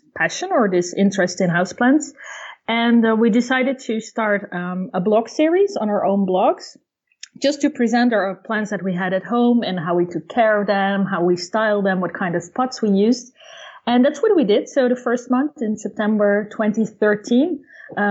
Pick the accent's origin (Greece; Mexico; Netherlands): Netherlands; also born or lived in near Paris, France; now in France; I grew up in Holland and I've been living in France for over two decades